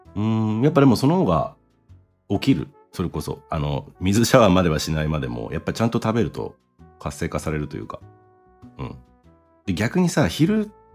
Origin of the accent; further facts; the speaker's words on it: Chiba, Japan; also born or lived in United States; 生まれは、えー、千葉県ですね。